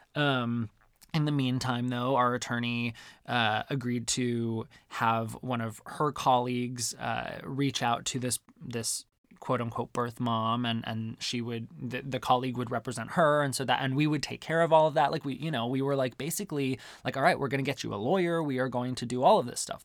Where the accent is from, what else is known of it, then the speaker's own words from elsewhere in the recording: Arizona, United States; growing up in Arizona